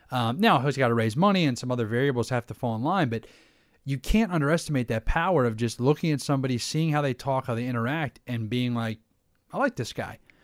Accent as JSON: {"language": "English", "area": "Delaware County", "region": "Pennsylvania", "country": "United States", "tie": "born or raised there", "also_born_or_lived": "Johnstown, Pennsylvania", "said": "I grew up Delaware County, so about 15 minutes south of the city"}